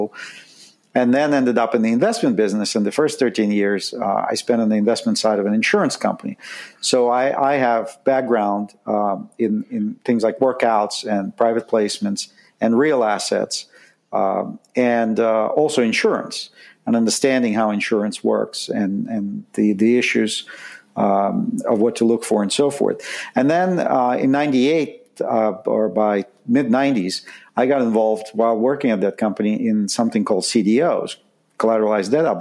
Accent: Saint Petersburg, Russia; moved away as an adult; I grew up in Leningrad, which is now St. Petersburg. And left in 1978 when I was 19 with my family

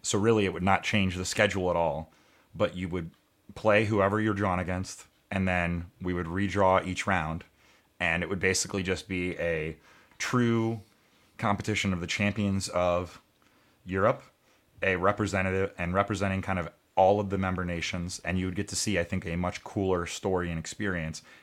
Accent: United States; as an American

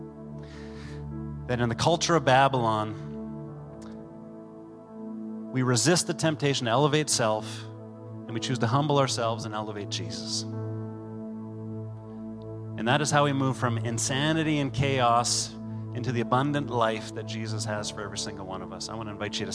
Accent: Canada; we're Canadian

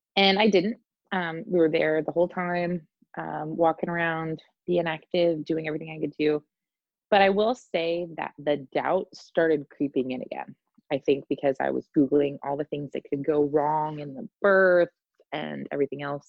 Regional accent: Indiana, United States; moved away; my hometown in Indianapolis

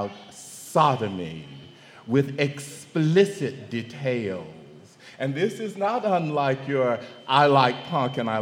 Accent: Mississippi, United States; growing up in Mississippi

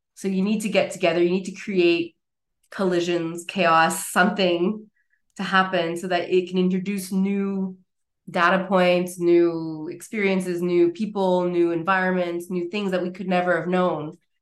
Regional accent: Montreal, Quebec, Canada; moved away as an adult; now in Basel, Switzerland; I was originally based from Montreal, Quebec.

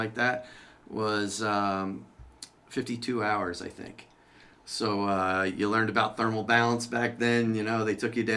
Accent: New Egypt, New Jersey, United States; I joined New Egypt Volunteer Fire Company, which is where I grew up, the town I've lived in my whole life

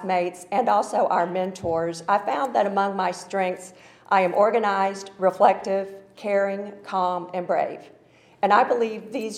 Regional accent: Atlanta, Georgia, United States; accent: Southern; moved away as an adult; now in Washington, D.C. region, United States; I was born and raised in Atlanta, which explains the Southern accent.

